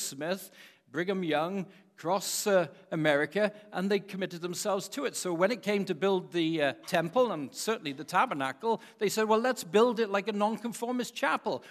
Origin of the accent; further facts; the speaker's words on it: Wales, United Kingdom; as a Welshman